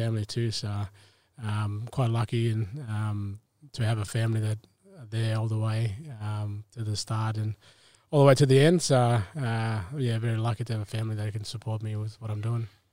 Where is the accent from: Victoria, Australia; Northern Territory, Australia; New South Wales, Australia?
Northern Territory, Australia; Bathurst Island, Tiwi Islands; moved away; also born or lived in Melbourne; I grew up in the Tiwi Islands, um, Bathurst Island